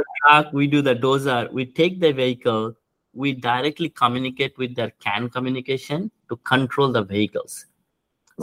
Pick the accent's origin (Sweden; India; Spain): India; moved away as an adult; now in United States; I grew up in India